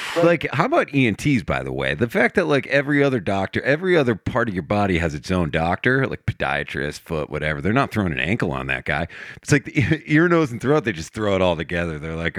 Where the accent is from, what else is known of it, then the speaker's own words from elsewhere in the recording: Scranton, Pennsylvania, United States; moved away; I'm from Scranton originally.